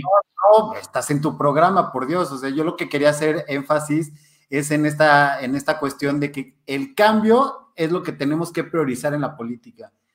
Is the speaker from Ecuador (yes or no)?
no; Mexico; como mexicanos